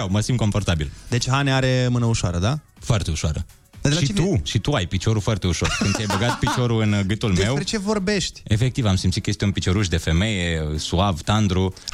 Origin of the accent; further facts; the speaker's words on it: Transylvania, Harghita County, Romania; now in Bucharest, Romania; venetic și eu. Sunt, uh, sunt venit din Ardeal.